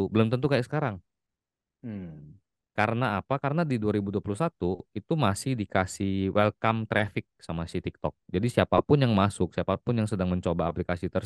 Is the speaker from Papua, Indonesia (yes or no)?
no; Palembang, South Sumatra, Indonesia; now in Jakarta, Indonesia; Asli, asli orang asli, aslinya ha. dari Palembang kok.